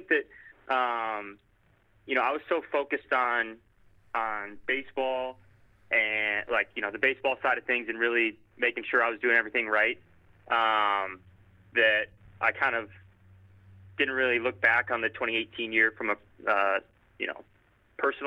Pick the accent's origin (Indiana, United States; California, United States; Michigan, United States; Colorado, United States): Michigan, United States; Detroit; Growing up in kind of Metro Detroit